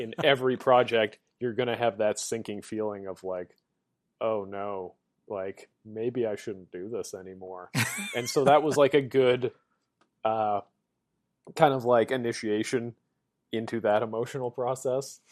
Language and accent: English; Winnipeg, Manitoba, Canada; moved away; back in my hometown of Winnipeg